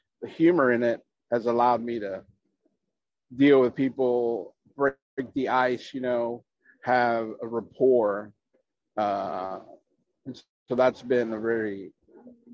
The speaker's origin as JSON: {"language": "English", "town": "Chicago", "region": "Illinois", "country": "United States", "moved": "yes", "lives_now": "San Antonio, United States", "said": "I'm originally from Chicago"}